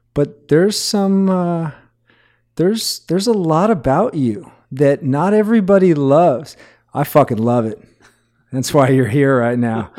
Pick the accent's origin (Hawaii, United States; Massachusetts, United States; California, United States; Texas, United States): Hawaii, United States; I grew up in Hawaii